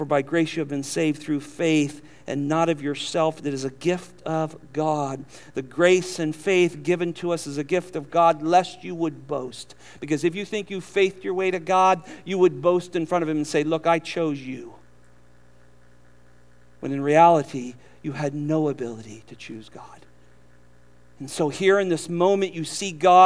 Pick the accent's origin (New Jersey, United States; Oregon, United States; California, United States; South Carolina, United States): California, United States; now in Southern United States; We're from California.